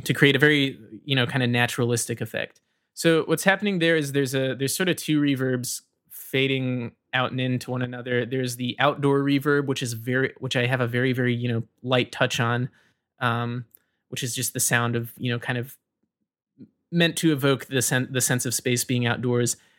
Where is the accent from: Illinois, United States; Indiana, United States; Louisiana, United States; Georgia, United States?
Georgia, United States; Rome; moved away as an adult; I was born in Rome, Georgia, and I grew up in Georgia until I was about eighteen